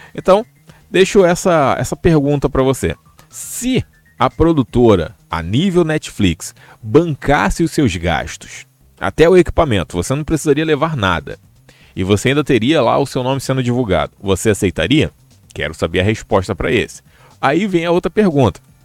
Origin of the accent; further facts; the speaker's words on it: Rio de Janeiro, Brazil; eu já sou do Rio.